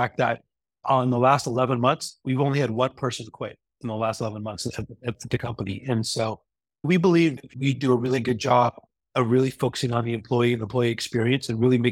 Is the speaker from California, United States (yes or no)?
yes; Los Angeles, California, United States; I was born and raised in Los Angeles